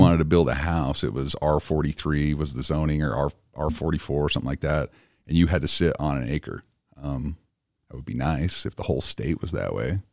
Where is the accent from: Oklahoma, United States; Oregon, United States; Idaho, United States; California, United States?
Idaho, United States; also born or lived in Cache Valley; now in Utah, United States; I'm from Idaho.